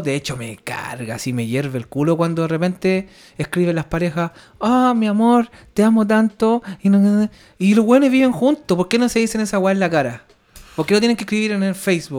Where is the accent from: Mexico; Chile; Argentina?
Chile; Valparaíso; moved away as an adult; now in Stockholm, Sweden; Somos dos chilenos que viven acá en Estocolmo, Suecia